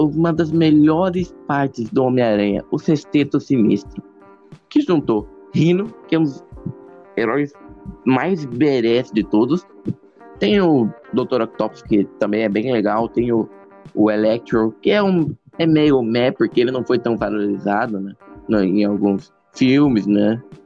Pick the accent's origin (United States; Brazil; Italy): Brazil; meu sangue é português de Portugal, né? Mas né, por é. causa disso que eu tenho, que, que eu sou do, tipo, nasci aqui no Brasil